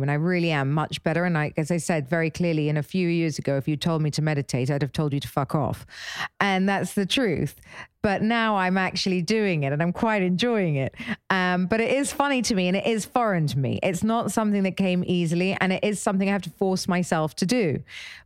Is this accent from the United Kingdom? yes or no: yes; England, United Kingdom; I'm English